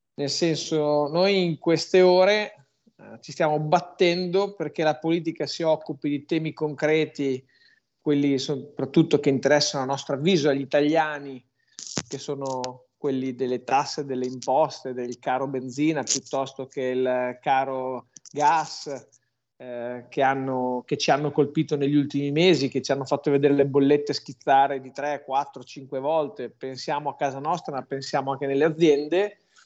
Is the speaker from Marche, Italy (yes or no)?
no; Emilia-Romagna, Italy; sono romagnolo